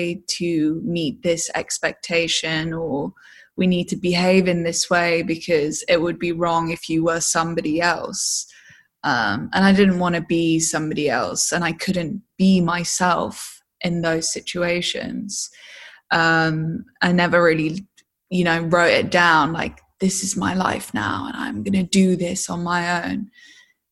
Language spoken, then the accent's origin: English; Hull, Yorkshire and the Humber, United Kingdom; also born or lived in Devon; I moved to Hull probably a year into two, 3 years old. And I spent most of my life in the East Riding of Yorkshire, which is the northeast of England